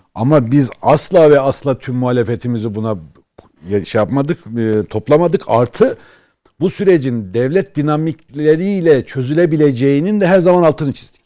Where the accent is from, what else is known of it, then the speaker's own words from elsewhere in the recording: Erzurum, Turkey; Bizim Erzurum'da